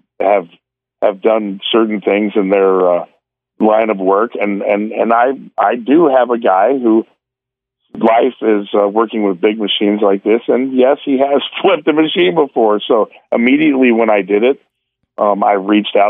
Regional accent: Oklahoma, United States; I grew up in Oklahoma, so I have experience riding horses.

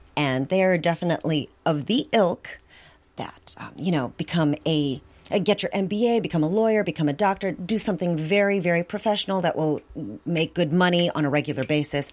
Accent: Milwaukee, Wisconsin, United States; I grew up in Milwaukee

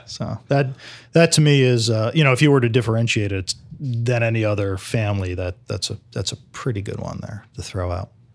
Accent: New Jersey, United States; moved away as an adult; now in St. Petersburg, United States; I grew up in Jersey in the eighties.

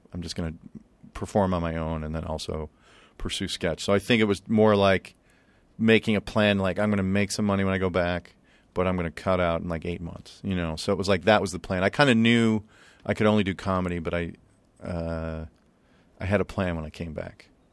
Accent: Chicago, Illinois, United States; We grew up in Chicago, and, uh, we weren't rich

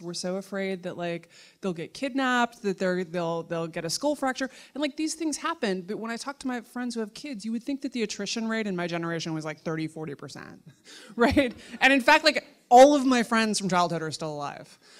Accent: New York City, New York, United States; I grew up in Manhattan in the seventies and early eighties

